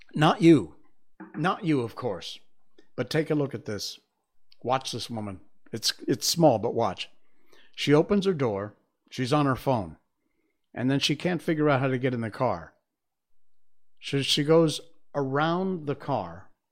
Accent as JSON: {"language": "English", "country": "United States", "tie": "born or raised there", "moved": "as an adult", "said": "I'm American. I grew up in the U S, moved here almost twenty years ago."}